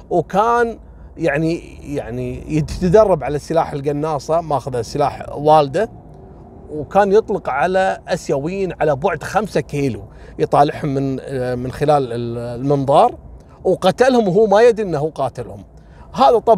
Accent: Kuwait; هني عندنا بالكويت حصلت كذلك نفس الواقعه

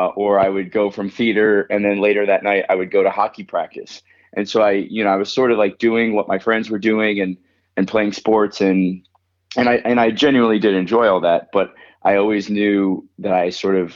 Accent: Florida, United States; moved away; also born or lived in Colorado; I was born in Florida

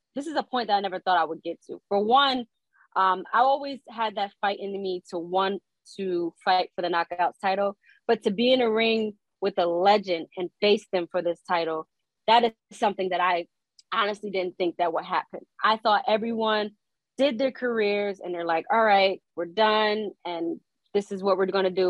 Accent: Newark, New Jersey, United States; I grew up in Newark

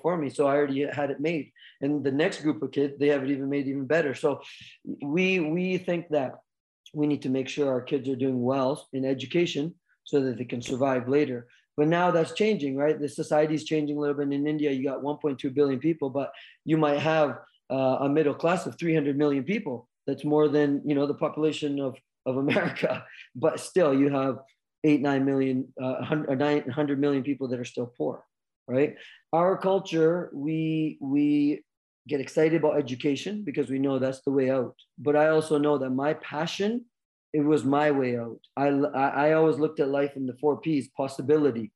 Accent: Vancouver Island, British Columbia, Canada; also born or lived in United States; I'm Canadian kid, born and raised

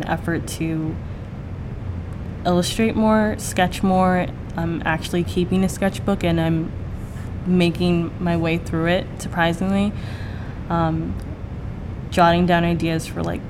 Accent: Rhode Island, United States; moved away as an adult; now in Boston, United States; I'm from Rhode Island, so I'm not too far away from home.

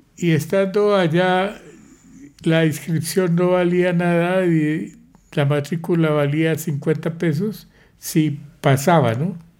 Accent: Pamplona, Norte de Santander, Colombia; moved away as an adult; also born or lived in Bucaramanga / Bogotá / Sweden; Nací en Pamplona, norte de Santander, el 20 de septiembre de 1935

